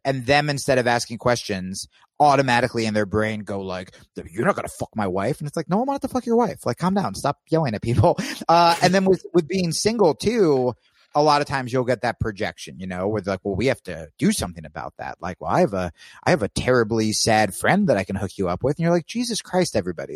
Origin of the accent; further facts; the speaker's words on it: New Jersey, United States; moved away as an adult; also born or lived in New York / Los Angeles; I grew up in Jersey